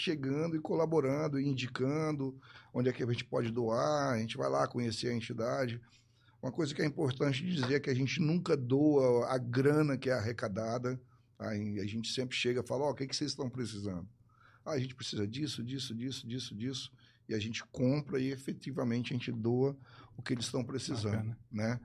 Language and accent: Portuguese; Porto Velho, Rondônia, Brazil; moved away as an adult; now in Ribeirão Preto, Brazil; Eu sou de Rondônia, sou lá de Porto Velho, um pouquinho, um pouquinho longe, né? Mas eu tenho hoje mais tempo de Ribeirão do que eu tenho de Rondônia, né? Estou é, em Ribeirão desde 94